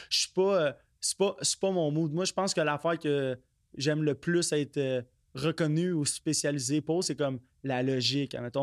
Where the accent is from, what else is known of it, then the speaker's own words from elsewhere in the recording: Quebec, Canada; also born or lived in Blainville; Je suis né au Québec